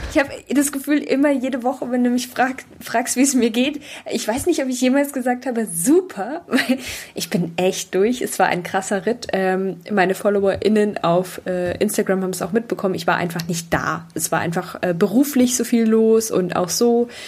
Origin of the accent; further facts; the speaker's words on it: Traunstein, Bavaria, Germany; accent: Bavarian; ich sage das jetzt mal bewusst ein bisschen bayerisch, weil ich komme ja aus, aus Traunstein, was der äh, Nachbarlandkreis ist.